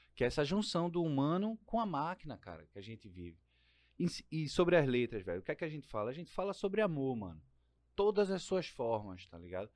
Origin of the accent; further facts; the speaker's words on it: Pernambuco, Brazil; accent: Pernambucan; Meu sotaque, cara, é brasileiro, cara. Não é só pernambucano